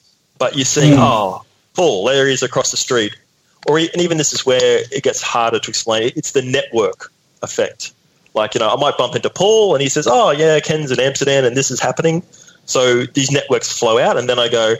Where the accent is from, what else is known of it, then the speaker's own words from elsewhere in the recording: North Queensland, Australia; I grew up in North Queensland.